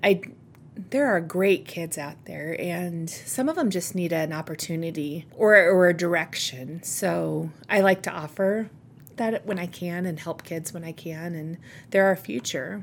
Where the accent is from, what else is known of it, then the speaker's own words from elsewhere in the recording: York, Nebraska, United States; also born or lived in Kearney, Nebraska; I grew up in York